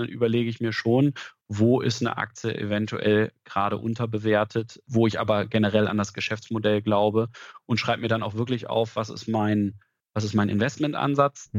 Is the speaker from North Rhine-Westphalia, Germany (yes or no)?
no; Lower Saxony, Germany; Norddeutschland ist Heimat für mich, sowohl hier aus der Region in Niedersachsen, wo ich herkomme